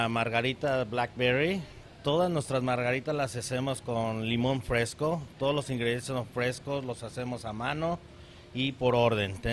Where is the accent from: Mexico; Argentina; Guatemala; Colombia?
Mexico; Mexico City; now in Scottsdale, United States; tenemos dos años aquí en Scottsdale y venimos de la Ciudad de México, del sur de México.